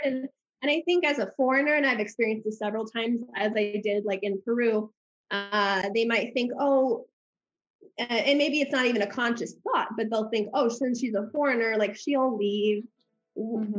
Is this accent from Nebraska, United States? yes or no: yes; Omaha, Nebraska, United States; moved away as an adult; now in Colombia; I grew up in uh, Omaha, Nebraska until I was 18